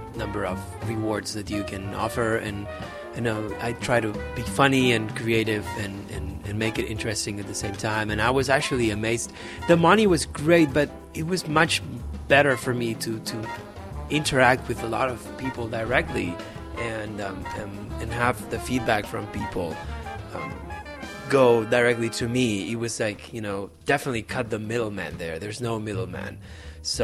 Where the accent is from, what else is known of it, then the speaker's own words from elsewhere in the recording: Barcelona, Catalonia, Spain; moved away; I'm from Barcelona, which is in the northeast of Spain, and I am from a very Catalan background.